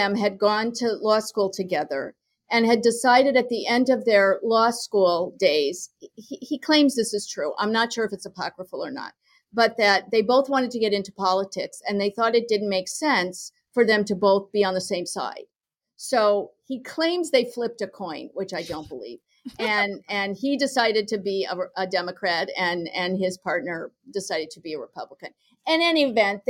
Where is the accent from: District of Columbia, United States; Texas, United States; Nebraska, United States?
Nebraska, United States; Lincoln; I grew up in Lincoln, Nebraska